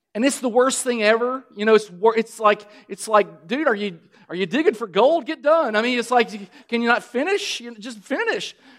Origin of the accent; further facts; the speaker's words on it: Kentucky, United States; I'm from Kentucky. We grow tobacco